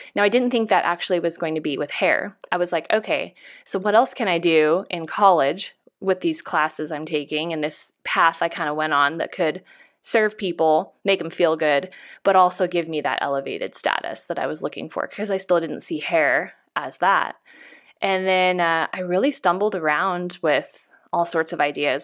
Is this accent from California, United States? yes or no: yes; Chico, California, United States; I come from a really small town. I'm from Chico, California